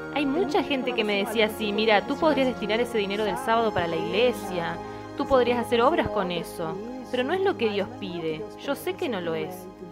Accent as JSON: {"language": "Spanish", "town": "Americana", "region": "São Paulo", "country": "Brazil", "moved": "as an adult", "lives_now": "Monte Verde, Brazil", "said": "yo soy de americana"}